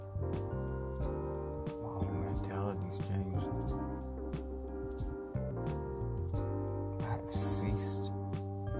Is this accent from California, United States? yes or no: yes; Mountain View, California, United States; my hometown, Mountain View, California